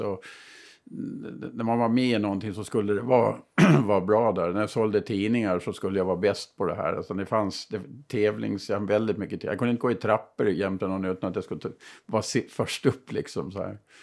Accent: Burgsvik, Gotland, Sweden; Jag är ju själv ifrån Bursvik, så södra Gotland

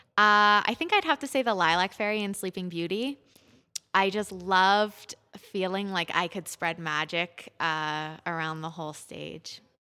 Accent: Pittsburgh, Pennsylvania, United States; moved away as an adult; I grew up in Pittsburgh at Pittsburgh Youth Ballet

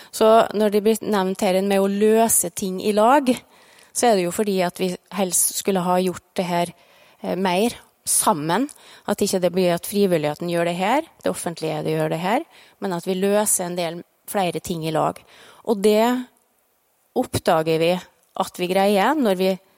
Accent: Farstad, Møre og Romsdal, Norway; ute på Farstad, der jeg er fra.

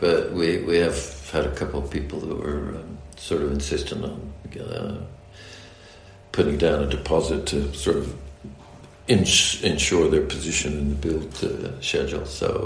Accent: United States; accent: American; the American accent in Formula One. And I suppose my accent now is, you might call it mid-Atlantic, so part English, part American.

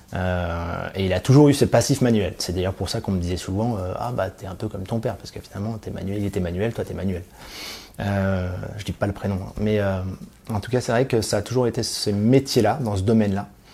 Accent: Île-de-France, France; also born or lived in Clichy / Valois; j'ai grandi en Ile-de-France, euh, entre euh, la ville de Clichy et le Valois.

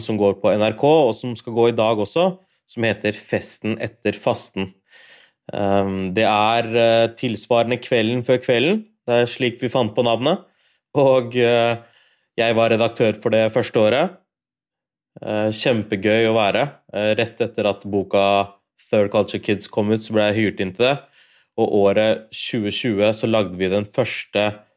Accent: Norway; har feira id, men i Norge hele livet mitt. Jeg har aldri feira id utenfor Norge

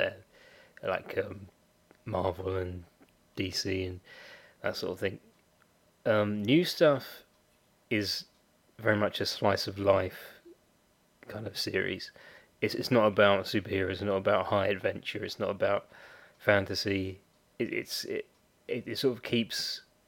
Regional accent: United Kingdom; I'm a Brit

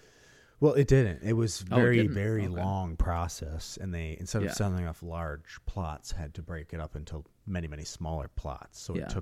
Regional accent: Holland, New York, United States; We're from Holland, New

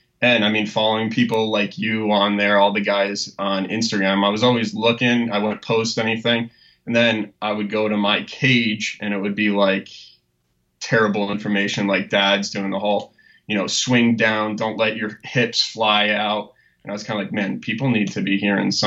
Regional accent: Connecticut, United States; I grew up in Connecticut. I'm a Connecticut guy through and through.

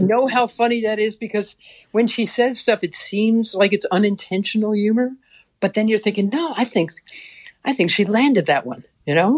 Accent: New York City, New York, United States; I'm a chick from Queens

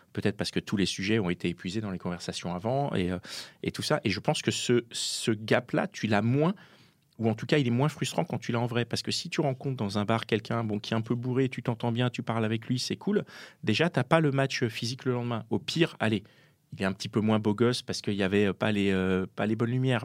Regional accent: Paris, Île-de-France, France; je suis parisien

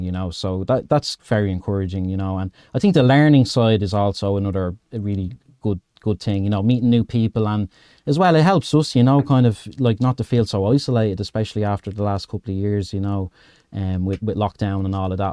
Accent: Dublin, Leinster, Ireland; I'm from Dublin, Ed, in Ireland.

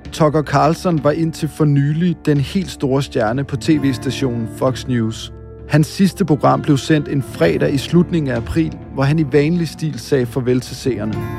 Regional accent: Denmark; os her hjemme i Danmark

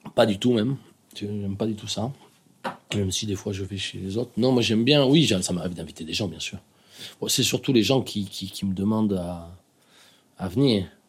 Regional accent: Biarritz, Nouvelle-Aquitaine, France; ici, évidemment, euh, c'est là où j'ai grandi, donc c'est à la fois euh, le Pays basque

